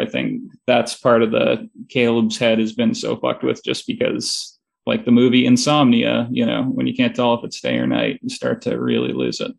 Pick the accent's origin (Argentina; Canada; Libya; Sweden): Canada; Toronto, Ontario; I'm from Toronto.